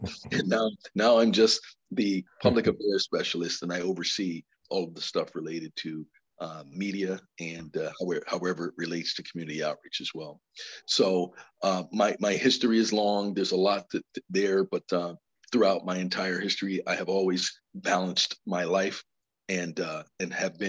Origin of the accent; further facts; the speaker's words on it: New Haven, Connecticut, United States; I ran that program in Bridgeport because I'm from New Haven and I really wanted a challenge.